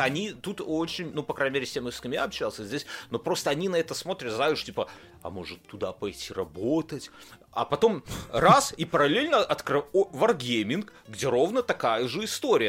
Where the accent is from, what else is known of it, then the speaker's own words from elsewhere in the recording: Belarus; now in Lithuania; я белорус